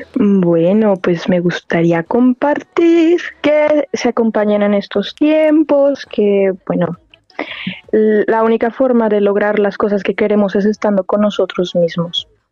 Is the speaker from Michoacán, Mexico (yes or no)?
yes; La Piedad, Michoacán, Mexico; moved away as an adult; now in Germany; yo soy de La Piedad, Michoacán, de México